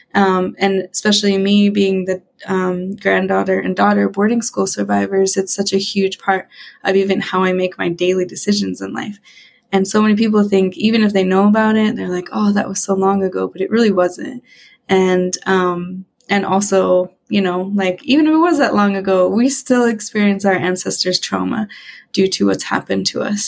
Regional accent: Western Montana, United States; I grew up, born and raised in Montana, in Western Montana

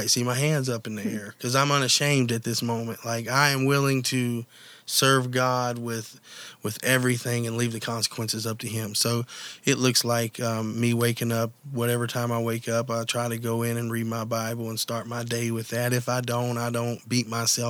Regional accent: Mingo County, West Virginia, United States; also born or lived in Nitro, West Virginia; I'm originally from Mingo County

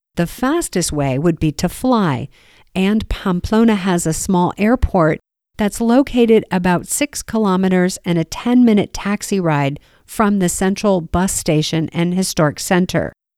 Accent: United States; As an American

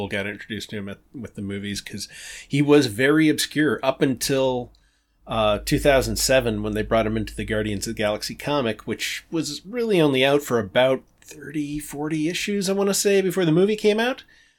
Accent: Canada; I'm very Canadian.

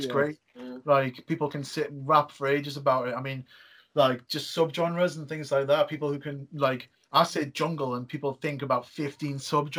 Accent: Geordie, North East England, United Kingdom; We're responsible for more than people let on, the Geordies.

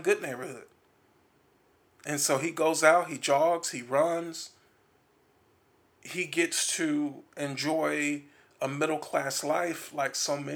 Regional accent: Milwaukee, Wisconsin, United States; In Milwaukee, there's a lot of violence there too

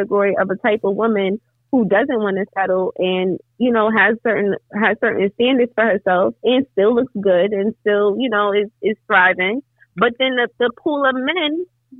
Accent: United States; I'm speaking as an American citizen who grew up in this culture

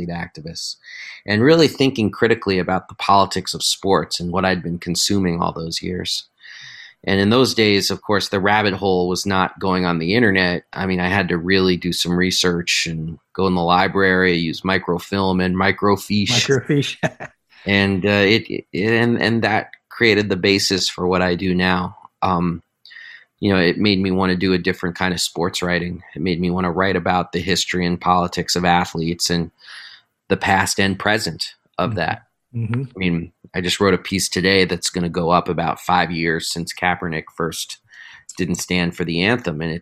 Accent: New York City, New York, United States; I grew up in New York City

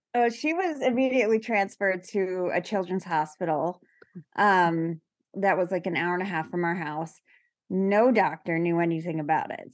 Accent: New York, United States; I'm from New York

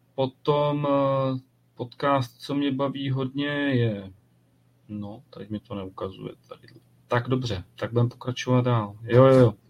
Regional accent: South Bohemian Region, Czechia; já jsem z Jihu Čech

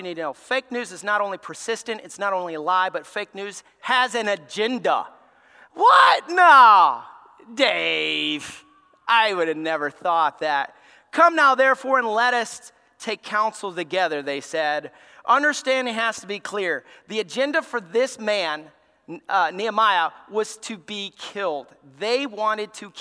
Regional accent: Alabama, United States; I grew up in Alabama

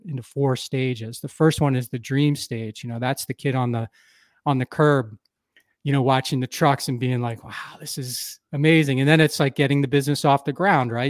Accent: Philadelphia, Pennsylvania, United States; moved away as an adult; now in Wisconsin, United States; I grew up in the Philadelphia area, uh, of the U S

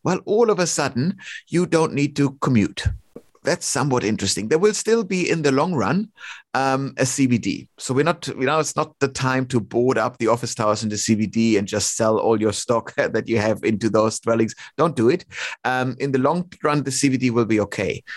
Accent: Melbourne, Victoria, Australia; Melbourne again, my my hometown

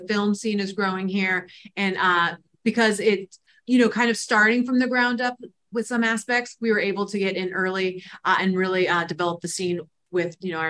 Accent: Los Angeles, California, United States; also born or lived in Albuquerque, New Mexico; now in Oklahoma, United States; So we are both transplants to Oklahoma. I'm from Los Angeles, California originally.

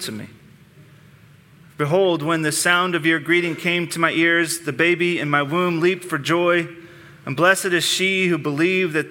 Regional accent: United States; growing up in the Lower Valley.

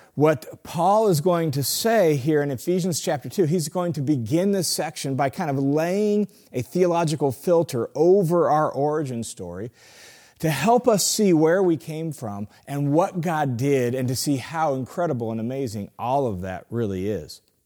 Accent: Tacoma, Washington, United States; I grew up in Tacoma, Washington

